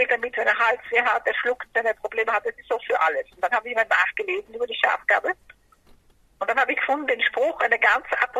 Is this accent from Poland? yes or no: no; Brazil; now in Germany; Aber ich habe als Kind in Brasilien schon sehr viele Kräuter gehabt.